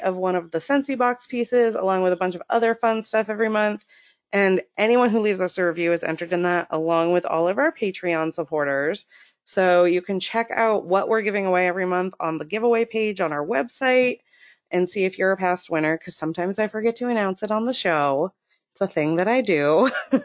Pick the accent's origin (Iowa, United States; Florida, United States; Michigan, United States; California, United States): Florida, United States; now in Maine, United States; we're both from Florida